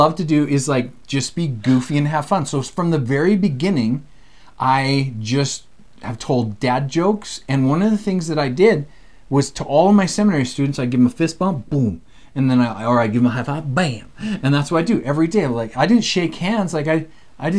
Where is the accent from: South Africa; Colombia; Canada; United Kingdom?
Canada; Alberta; moved away as an adult; also born or lived in Provo, Utah; We're both Canadian. We live in Canada.